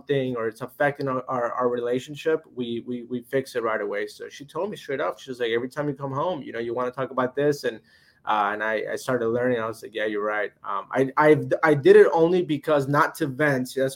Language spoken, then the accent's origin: English; Florida, United States; now in Illinois, United States; I'm from Florida